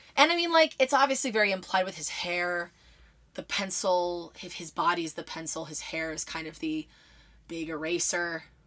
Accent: Philadelphia, Pennsylvania, United States; I'm from Philadelphia

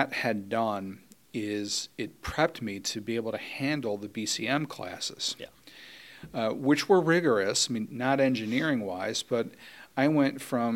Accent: Warren, Michigan, United States; I was born and raised in Warren, Michigan, which is a suburb of Detroit.

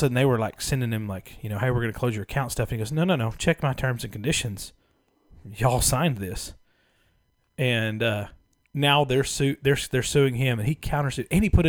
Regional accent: Austin, Texas, United States; I'm from Austin, Texas.

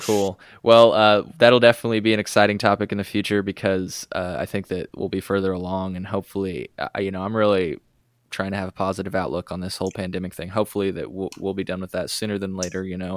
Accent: Illinois, United States; we're from Illinois

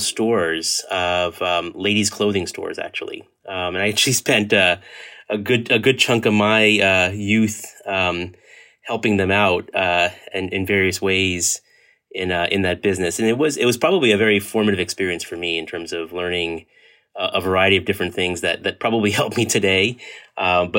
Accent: Edison, New Jersey, United States; also born or lived in Hoboken, New Jersey; I was born and raised in New Jersey, actually born in Hoboken, New Jersey, and lived kind of my formative years in the central and northern New Jersey, and most of the time actually in a town called Edison

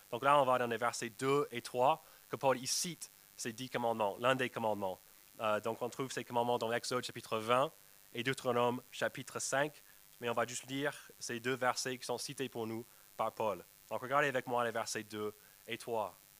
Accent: United States; moved away; chez moi aux États-Unis avec ma nièce. Je rentrais pour visiter ma famille

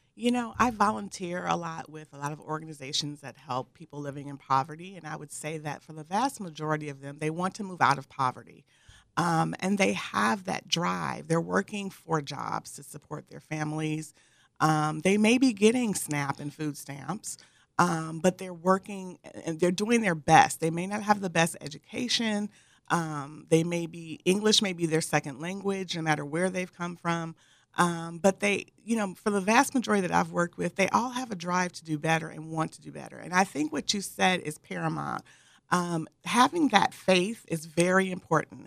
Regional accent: Michigan, United States; moved away as an adult; also born or lived in Northern California; now in San Diego, United States; I grew up originally in Michigan, where there was humidity beyond belief.

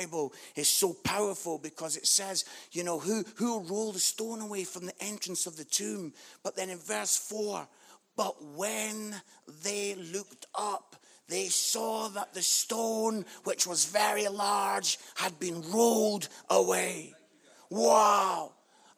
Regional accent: United Kingdom; we're British

